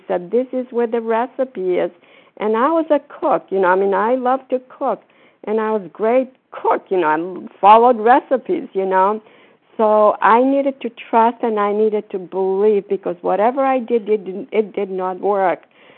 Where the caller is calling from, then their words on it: Florida, United States; No, I'm calling from Florida.